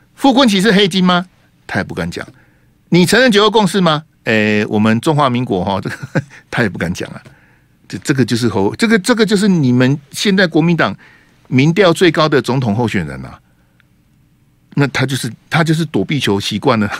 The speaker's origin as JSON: {"language": "Chinese", "country": "Taiwan", "said": "我们大部分台湾人的祖先啊，都是来自大陆啊"}